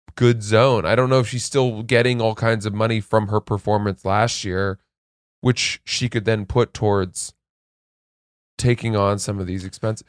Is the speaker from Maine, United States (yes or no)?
yes; Maine, United States; Portland, Maine, near my hometown in Maine